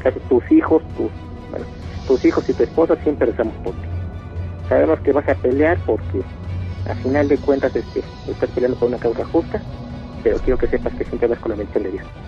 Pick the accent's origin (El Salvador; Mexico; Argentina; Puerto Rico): Mexico; State of Mexico; hablo aquí de Chabacoyos del Estado de México